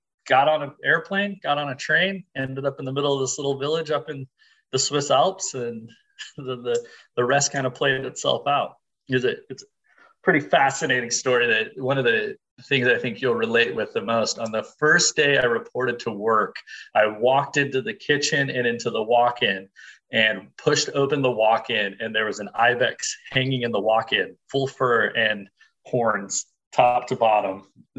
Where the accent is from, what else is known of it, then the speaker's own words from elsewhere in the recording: Salt Lake City, Utah, United States; I grew up in Salt Lake City